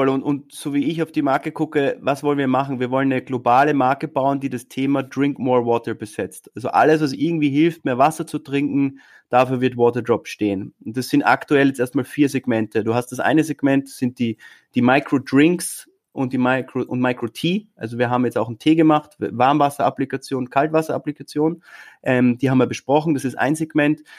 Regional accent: Austria; wundervolle Stadt und wir sind stolze Österreicher.

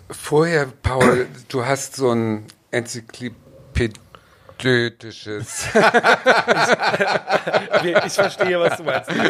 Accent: East Germany, Germany; weil ich bin ja im Osten groß geworden ähm, und die Mauer fiel, da war ich 17 Jahre alt

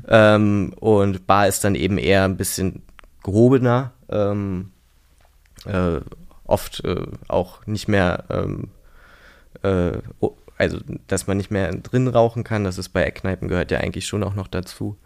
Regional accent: Berlin, Germany; in Prenzlauer Berg aufgewachsen. Also habe bis ich 18 Jahre alt war in Prenzlauer Berg gelebt

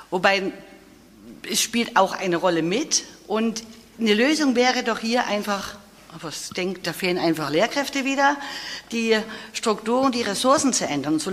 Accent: Germany; moved away as an adult; now in Bavaria, Germany; ich bin 1988 von der DDR gekommen nach Bayern und auch habe Lehramt studiert

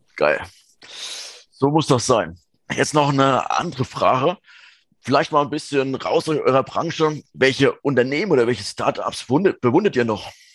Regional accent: southern Thuringia, Germany; moved away; ich komme ja gebürtig aus Südthüringen

